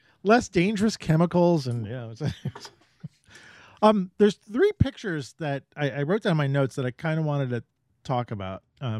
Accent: New York, United States; So I'm from New York

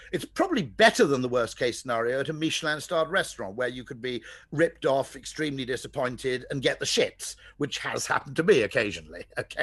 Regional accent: Welsh, Wales, United Kingdom; I'm Welsh

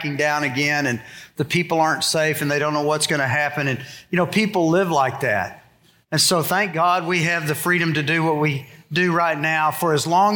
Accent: United States; I was born in America.

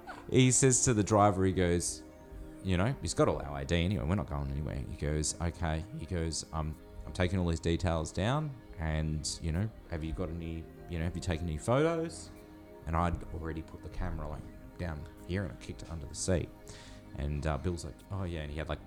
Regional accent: Australia

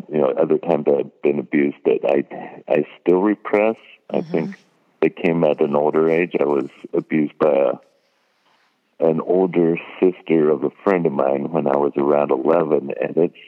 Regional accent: California, United States; I was born in California

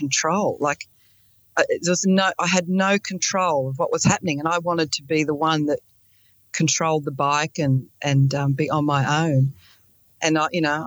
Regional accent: Sydney, New South Wales, Australia; also born or lived in Blue Mountains; I'm from Sydney, Australia, and also the Blue Mountains. I live in both places.

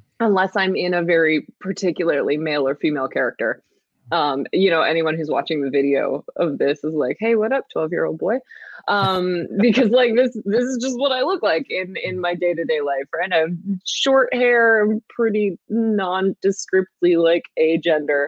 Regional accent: Canada; I'm Canadian

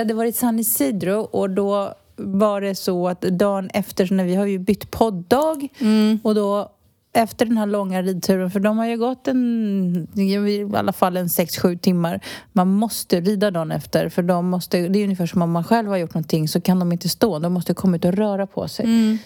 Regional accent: Stockholm, Stockholm County, Sweden; moved away as an adult; now in Spain; Jag är ju uppvuxen i Stockholms innerstad

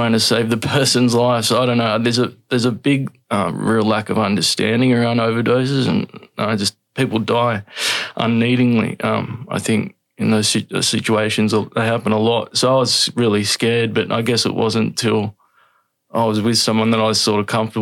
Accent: Sydney, New South Wales, Australia; I grew up Northern Beaches in Sydney.

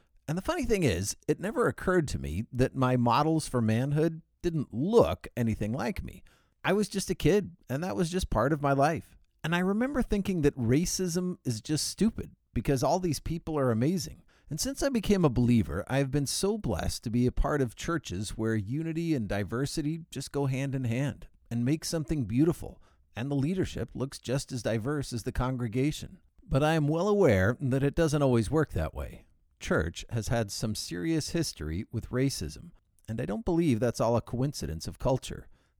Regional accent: Turkey; born there; my parents worked in the Foreign Service, which explains why I was born in Turkey.

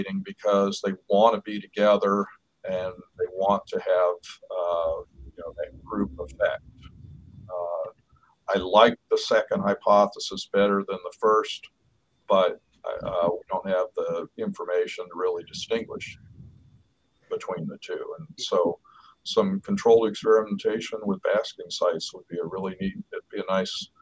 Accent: Oklahoma City, Oklahoma, United States; now in Pennsylvania, United States; I grew up in Oklahoma City

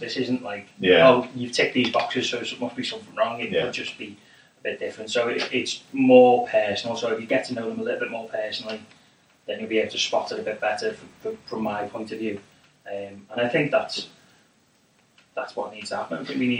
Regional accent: United Kingdom; I'm British

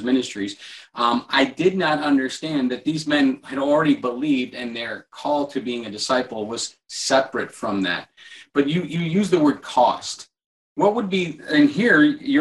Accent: Midwest, United States; I was an American and grew up in the Midwest

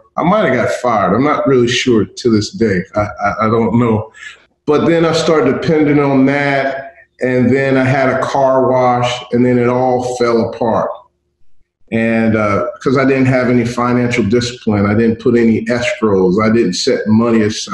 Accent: Cincinnati, Ohio, United States; moved away; also born or lived in Tuskegee, Alabama; I grew up in Cincinnati, attended Tuskegee University

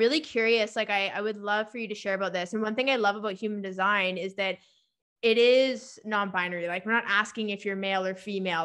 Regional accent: Victoria, British Columbia, Canada; I'm living in my hometown again.

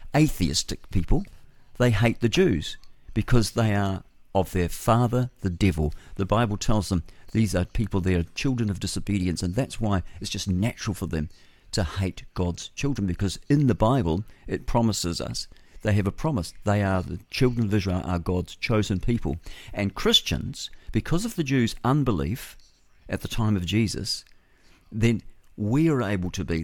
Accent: Levin, Manawatū-Whanganui, New Zealand; Levin's a beautiful town. I was born there in the Levin Maternity Hospital. I was in 1960, and it was fabulous. I had my tonsils out there

